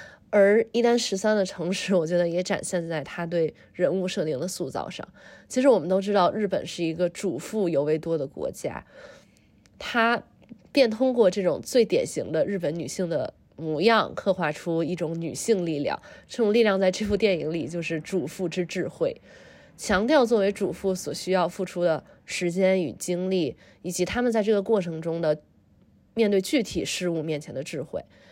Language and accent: Chinese; Tianjin, China; moved away as an adult; also born or lived in eastern United States; now in United States; 小的时候在天津过年的场景。